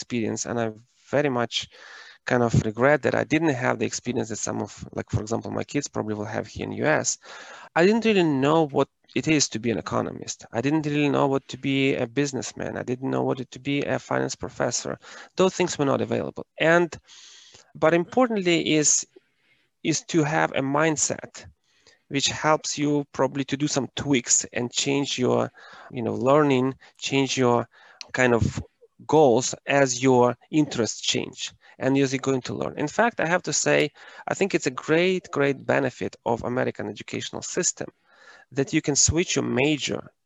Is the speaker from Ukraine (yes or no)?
yes; Ukraine; moved away as an adult; I am originally from Ukraine and I was born and raised during the times when it was socialist planned economy.